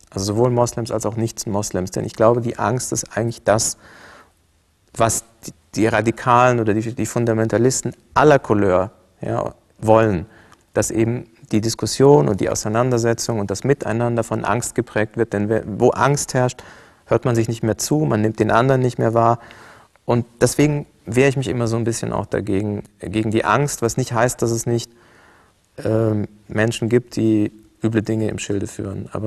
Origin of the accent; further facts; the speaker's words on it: Cairo, Cairo Governorate, Egypt; das Bild, äh, mit dem ich auch groß geworden bin in Kairo, ist ein ganz anderes Bild vom Islam.